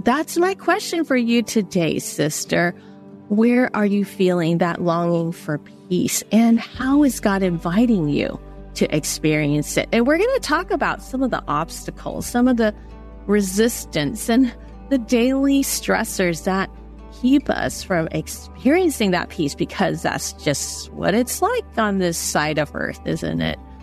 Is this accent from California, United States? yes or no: yes; San Francisco, California, United States; I grew up in San Francisco, Chinatown